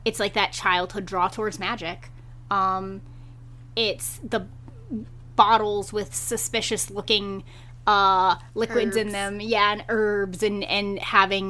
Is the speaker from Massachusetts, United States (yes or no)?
yes; Massachusetts, United States; I grew up in Massachusetts